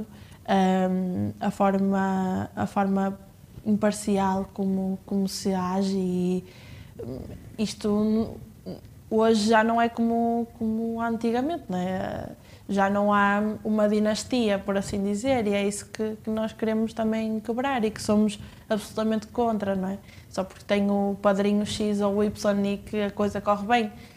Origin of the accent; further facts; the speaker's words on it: Penafiel, Porto District, Portugal; a minha cidade natal eh, e, e tenho, tenho muito orgulho em ser de, de Penafiel